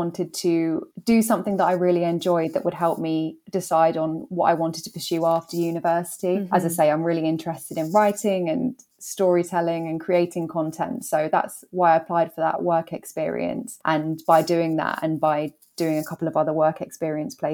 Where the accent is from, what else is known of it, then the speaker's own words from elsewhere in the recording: London, United Kingdom; moved away as an adult; now in Manchester, United Kingdom; as you can probably tell from my accent, I'm not from Manchester. So I grew up in London. Moved up to Manchester for a university and just stayed since.